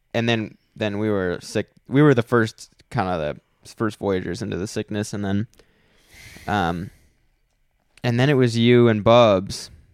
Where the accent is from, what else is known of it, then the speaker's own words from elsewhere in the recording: United States; we're American